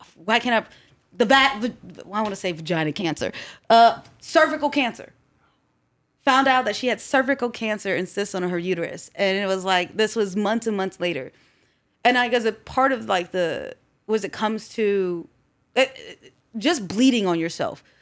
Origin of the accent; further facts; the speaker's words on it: Columbus, Ohio, United States; also born or lived in Baltimore, Maryland / Groveport, Ohio; I was born in Baltimore, Maryland, and we came here to Columbus when I was about six or seven